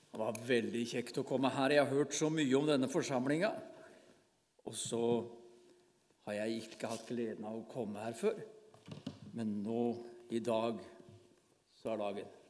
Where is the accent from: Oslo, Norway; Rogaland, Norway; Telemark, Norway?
Telemark, Norway; Bamble; moved away as an adult; now in Farsund, Norway; Jeg er fra Bamble i Telemark. Det er der jeg vokste opp.